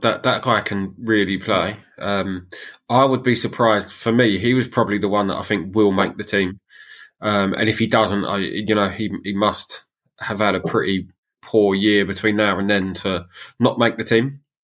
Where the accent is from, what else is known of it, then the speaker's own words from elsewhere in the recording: England, United Kingdom; being English